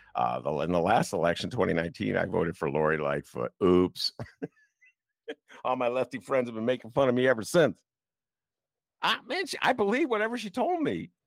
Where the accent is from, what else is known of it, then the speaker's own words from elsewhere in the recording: Chicago, Illinois, United States; as Chicagoan